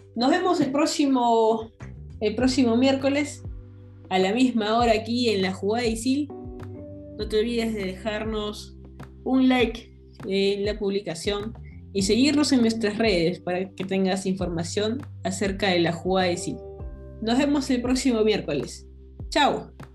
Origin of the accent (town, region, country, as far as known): Peru